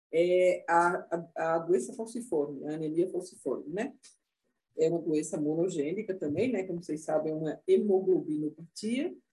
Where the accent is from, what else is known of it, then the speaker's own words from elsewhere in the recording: Northeast Region, Brazil; Eu sou nordestina, então no Recife, né, em Salvador